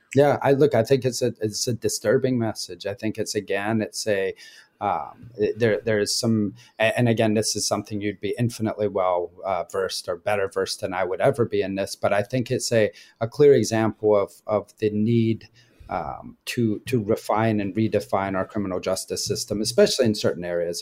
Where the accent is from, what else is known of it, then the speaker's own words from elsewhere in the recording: Scotland, United Kingdom; I grew up in Scotland